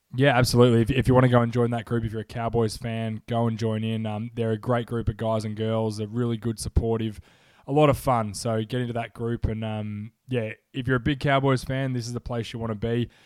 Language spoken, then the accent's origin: English; Melbourne, Victoria, Australia; I'm from Australia